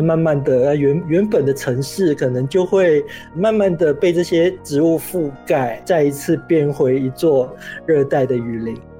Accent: Malaysia; also born or lived in Taiwan; 我算是七零后或者台湾所谓的六年级的创作者。嗯。那我在马来西亚成长的年代

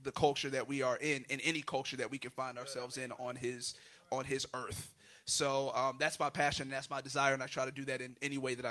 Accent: St. Petersburg, Florida, United States; I'm from St. Petersburg, Florida, or Tampa Bay area, Southside, St. Pete, 727

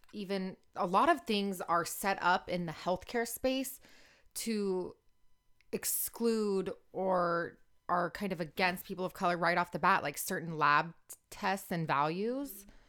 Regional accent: Orange County, California, United States; I grew up in Orange County in a super micro bubble

